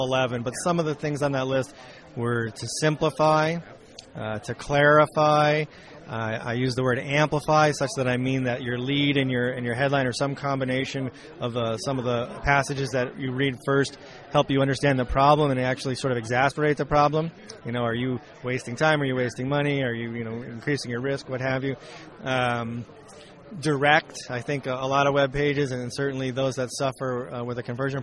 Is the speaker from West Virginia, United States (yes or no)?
no; California, United States; I'm a Californian